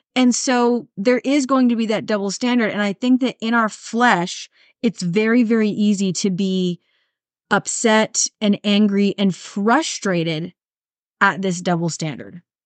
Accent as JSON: {"language": "English", "country": "United States", "said": "as Americans"}